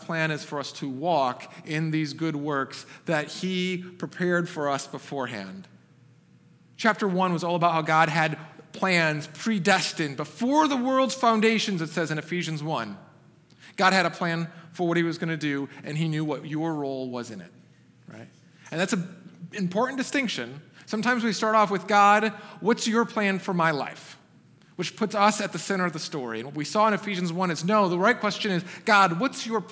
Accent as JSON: {"language": "English", "region": "Michigan", "country": "United States", "tie": "born or raised there", "moved": "as an adult", "lives_now": "Texas, United States", "said": "I grew up in Michigan"}